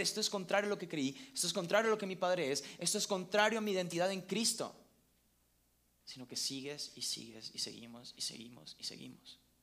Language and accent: Spanish; Venezuela; now in Mexico; yo soy venezolano